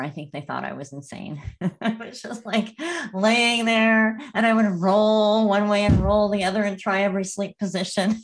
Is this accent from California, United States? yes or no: yes; Northern California, United States; also born or lived in Los Angeles; I grew up in Northern California, and I remember when I moved to L